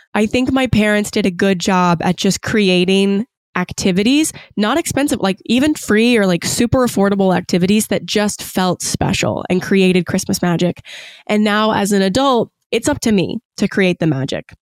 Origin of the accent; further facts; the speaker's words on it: Gloucester, Virginia, United States; now in Washington, D.C., United States; I'm from Gloucester